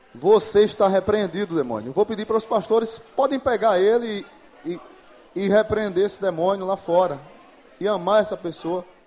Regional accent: Pernambuco, Brazil; moved away as an adult; now in Natal, Brazil; eu sou pernambucano, mas moro em Natal há, há 20 anos

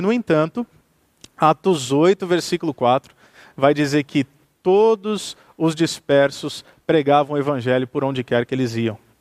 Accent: Santos, São Paulo, Brazil; now in Campo Mourão, Brazil; eu sou brasileiro eu sou paulista, eu sou de Santos, litoral de São Paulo. Vivo em Campo Mourão, o que é também uma outra experiência cultural. Quando me movo da minha cidade natal de Santos

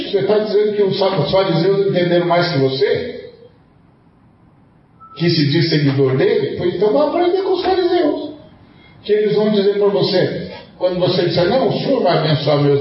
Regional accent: Brazil; moved away as an adult; also born or lived in Portugal; No dia que eu saí de lá, meu amigo. No dia que eu saí de lá. Eu vim em missão. Eu não vim aqui para lembrar que eu sou brasileiro.

